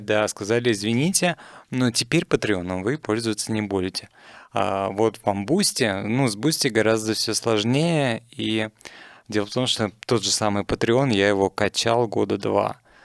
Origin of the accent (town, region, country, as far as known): Russia